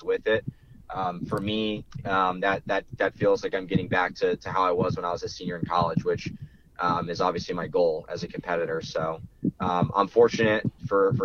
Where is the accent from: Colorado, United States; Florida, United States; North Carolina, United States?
Florida, United States; I'm from Florida.